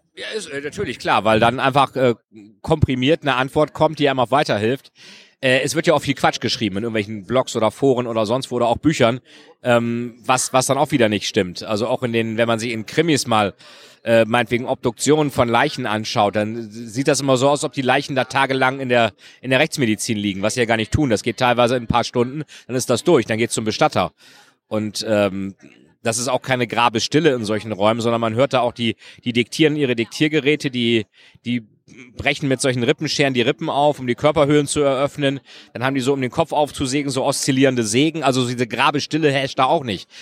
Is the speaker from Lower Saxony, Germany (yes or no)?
yes; Lilienthal, Lower Saxony, Germany; also born or lived in Bremen; now in Berlin, Germany; Ich bin jetzt in Lilienthal bei Bremen aufgewachsen, aber in Bremen geboren und später wohnten wir auch in Bremen.